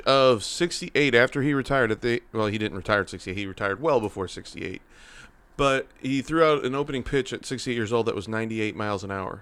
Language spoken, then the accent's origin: English; St. Louis, Missouri, United States; Born and raised in Saint Louis, Cardinal fan